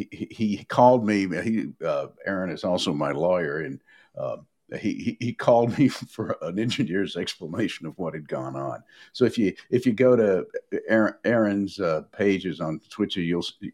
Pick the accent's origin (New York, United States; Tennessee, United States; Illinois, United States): Tennessee, United States; Nashville; growing up in Nashville in the 50s